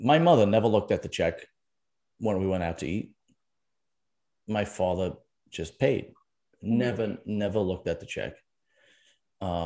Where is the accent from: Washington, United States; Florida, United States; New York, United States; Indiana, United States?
New York, United States; New York City; also born or lived in Staten Island; Originally from Brooklyn and then Staten Island, which is basically, you know, Brooklyn with a above ground pool in it